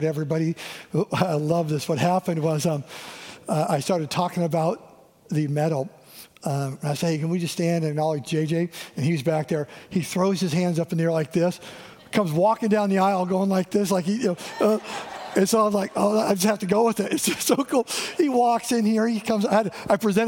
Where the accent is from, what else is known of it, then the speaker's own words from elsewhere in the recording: Eastern Washington, United States; growing up in Eastern Washington